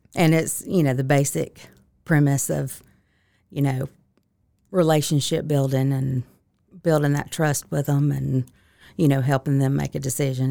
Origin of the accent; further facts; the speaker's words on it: Lincolnton, Georgia, United States; also born or lived in Augusta, Georgia; I'm originally from Lincoln. Georgia, which is forty miles north of Augusta, so very small town, three stoplights